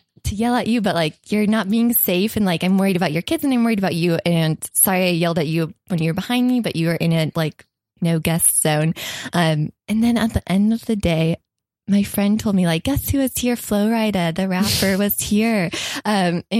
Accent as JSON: {"language": "English", "region": "Kentucky", "country": "United States", "also_born_or_lived": "Orlando, Florida", "moved": "yes", "said": "I'm from Kentucky"}